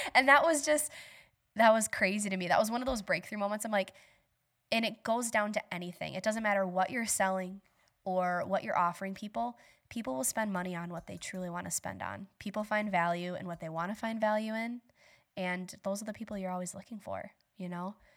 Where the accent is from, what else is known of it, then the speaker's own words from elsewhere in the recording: Bangor, Wisconsin, United States; also born or lived in West Salem, Wisconsin; So I grew up in Bangor. I live in West Salem.